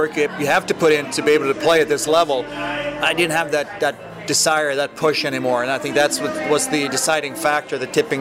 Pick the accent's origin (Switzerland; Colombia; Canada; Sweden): Sweden; moved away as an adult; growing up in Sweden